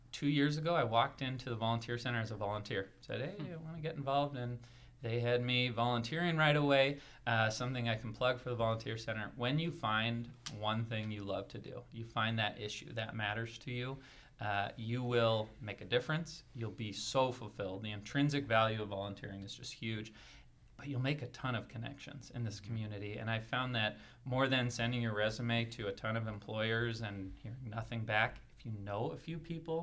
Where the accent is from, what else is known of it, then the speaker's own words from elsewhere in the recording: San Jose, California, United States; also born or lived in San Francisco, California / Spokane, Washington; I am originally from San Jose, California. Born in San Francisco, and really liked it there. Went to a great Jesuit high school